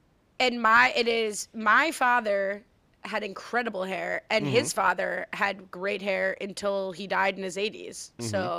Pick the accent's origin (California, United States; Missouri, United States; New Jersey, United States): New Jersey, United States; I'm from Jersey, baby.